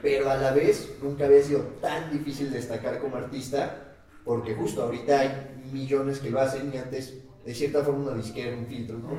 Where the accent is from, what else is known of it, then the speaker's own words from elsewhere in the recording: Mexico; somos mexicanos